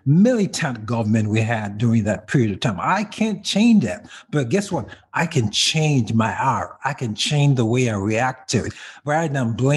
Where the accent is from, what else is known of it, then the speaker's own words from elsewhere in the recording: Kaduna, Kaduna State, Nigeria; moved away; I grew up in a place called Kaduna, which is the northern part of Africa, Nigeria, to be more specific